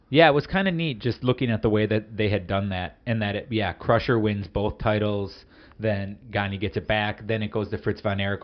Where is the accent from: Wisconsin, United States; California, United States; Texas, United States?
Wisconsin, United States; we're both from the Midwest